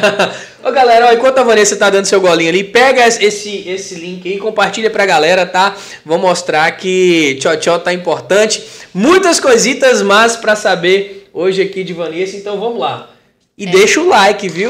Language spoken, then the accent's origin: Portuguese; Teófilo Otoni, Minas Gerais, Brazil; eu sou de Teoflotone